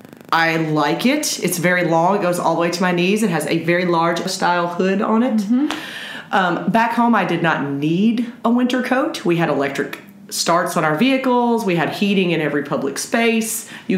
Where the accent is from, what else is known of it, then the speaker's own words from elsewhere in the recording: Memphis, Tennessee, United States; moved away as an adult; now in China; I am from Memphis, Tennessee in the States. This is not only my first time international, this is my first time in Asia.